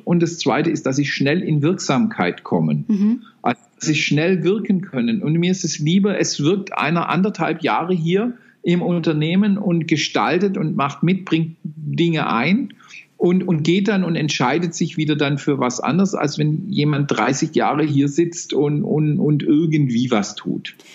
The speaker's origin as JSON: {"language": "German", "region": "Baden-Württemberg", "country": "Germany", "said": "ich bin ein Badener"}